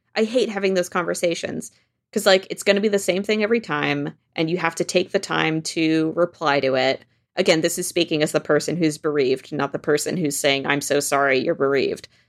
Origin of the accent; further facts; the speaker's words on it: Washington, United States; moved away as an adult; also born or lived in France; now in New York, United States; we grew up in Washington State and then moved to France when I was fifteen and lived there for two years and then came back to Washington State, uh, where I continue to live until I moved to New York